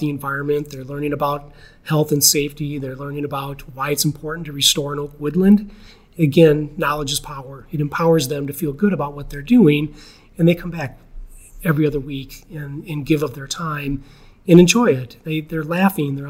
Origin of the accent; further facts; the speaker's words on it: Geneva, Illinois, United States; I grew up in Geneva. I was born here in Geneva Hospital